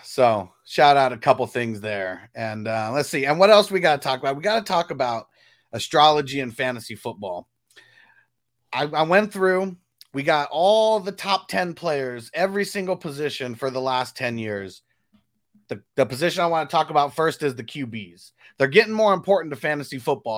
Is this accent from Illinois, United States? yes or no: no; Southern California, United States; I'm from SoCal